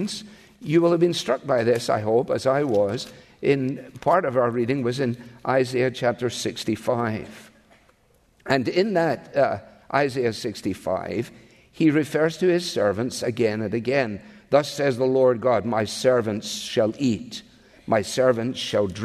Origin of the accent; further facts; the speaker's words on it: Scotland, United Kingdom; now in United States; I am Scottish born, but I am also an American citizen